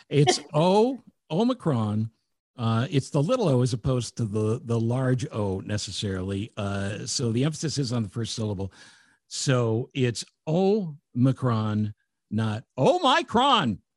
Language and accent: English; United States; I'm American. Well, I speak the same amount of French as Pepe Le Pew does.